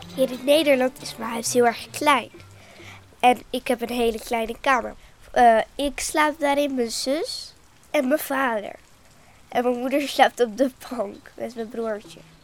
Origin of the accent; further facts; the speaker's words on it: Egypt; now in Netherlands; Ik kom uit Egypte